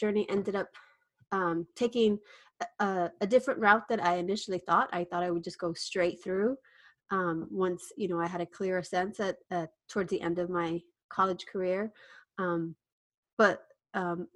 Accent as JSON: {"language": "English", "town": "Cotulla", "region": "Texas", "country": "United States", "tie": "born or raised there", "also_born_or_lived": "Utah", "moved": "as an adult", "lives_now": "San Antonio, United States", "said": "I was born and raised in Cotulla, Texas, which is 90 miles south of San Antonio"}